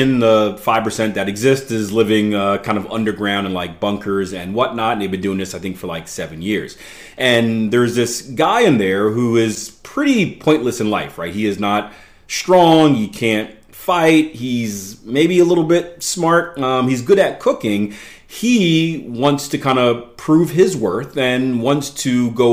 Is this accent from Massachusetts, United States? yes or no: no; Philadelphia, Pennsylvania, United States; I grew up in Philadelphia, PA, which isn't the greatest place in the world